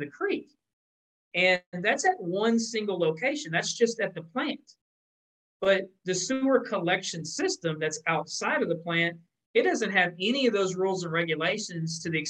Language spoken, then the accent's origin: English; Texas, United States; my home state of Texas